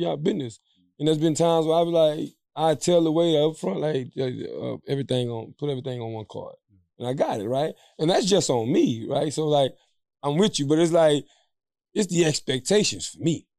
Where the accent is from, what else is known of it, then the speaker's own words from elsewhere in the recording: Louisiana, United States; We come from the, we come from the South. We come from Louisiana